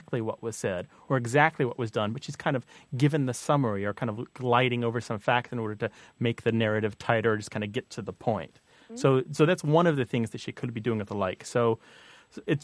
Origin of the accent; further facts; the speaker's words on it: Missouri, United States; growing up in Missouri